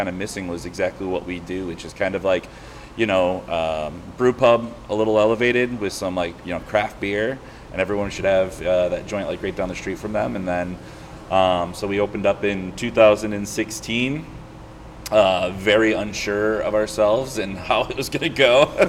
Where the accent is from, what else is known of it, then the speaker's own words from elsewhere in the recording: Michigan, United States; moved away as an adult; now in Chicago, United States; I'm from Michigan originally. I moved out here 12 years ago at this point.